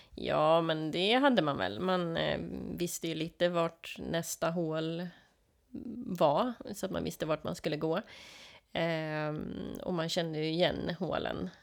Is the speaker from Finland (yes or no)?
no; Sweden